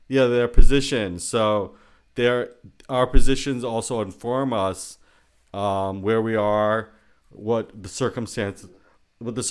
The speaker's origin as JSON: {"language": "English", "country": "United States", "tie": "born or raised there", "said": "I'm Indian American, I was born in this country"}